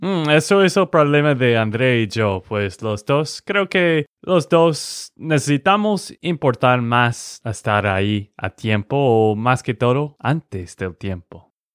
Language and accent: Spanish; Texas, United States; de Texas, Estados Unidos